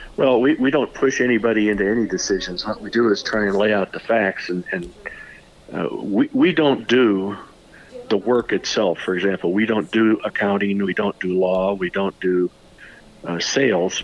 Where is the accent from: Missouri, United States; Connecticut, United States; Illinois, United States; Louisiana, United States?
Illinois, United States; Peoria; I'm born and raised in Peoria.